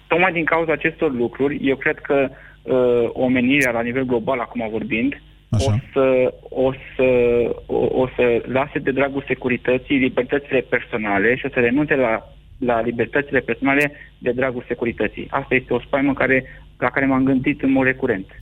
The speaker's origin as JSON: {"language": "Romanian", "country": "Romania", "said": "noi, ca și români"}